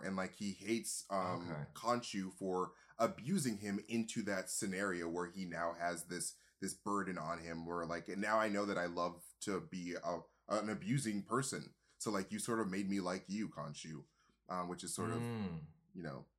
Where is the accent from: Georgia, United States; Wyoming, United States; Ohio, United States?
Wyoming, United States; I'm from Wyoming.